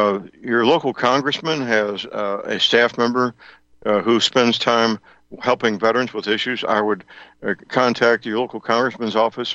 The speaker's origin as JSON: {"language": "English", "town": "St. Louis", "region": "Missouri", "country": "United States", "tie": "born or raised there", "said": "the record center in St. Louis, my hometown."}